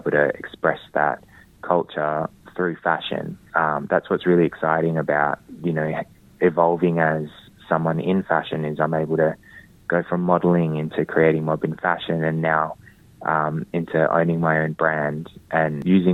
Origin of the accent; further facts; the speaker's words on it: Perth, Western Australia, Australia; as a Whadjuk Noongar man growing up in Boorloo, Perth, growing up amongst a community